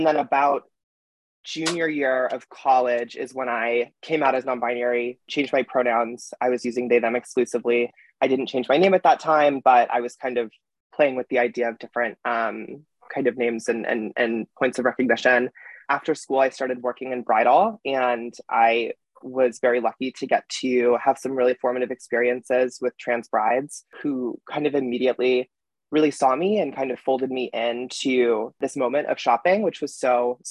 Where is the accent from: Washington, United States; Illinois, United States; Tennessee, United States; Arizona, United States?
Illinois, United States; Chicago; moved away as an adult; also born or lived in New York; I grew up in Chicago